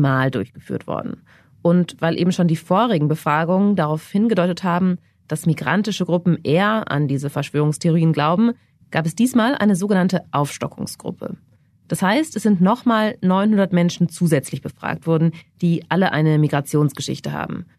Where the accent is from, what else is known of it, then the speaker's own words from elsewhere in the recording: Germany; bei uns in Deutschland